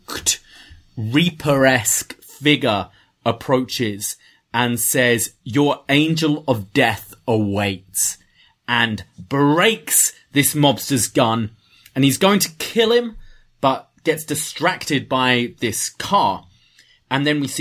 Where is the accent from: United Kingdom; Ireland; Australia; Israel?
United Kingdom; England; I'm from England